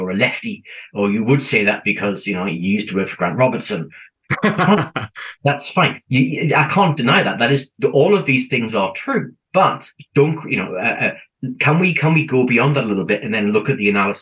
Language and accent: English; United Kingdom; now in New Zealand; I come from the UK, as my accent probably gives away.